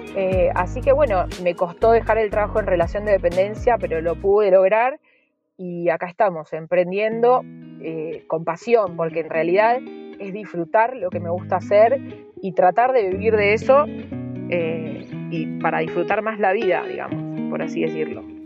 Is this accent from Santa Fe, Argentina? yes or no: yes; Rosario, Santa Fe, Argentina; now in Villa Lago Meliquina, Argentina; nosotros somos rosarinos que decidimos venir a vivir a la Patagonia